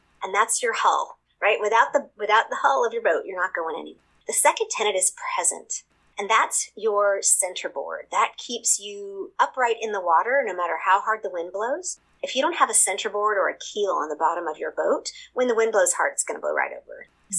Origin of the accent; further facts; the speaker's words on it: Seoul, South Korea; I describe them because I'm a missionary kid. I grew up in Seoul, Korea, actually.